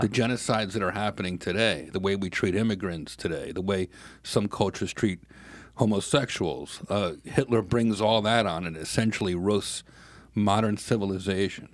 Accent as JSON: {"language": "English", "region": "New York", "country": "United States", "said": "I'm a New Yorker"}